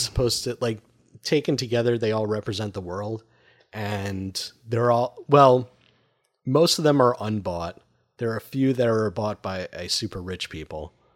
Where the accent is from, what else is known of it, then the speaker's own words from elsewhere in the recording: Long Island, New York, United States; I grew up on Long Island.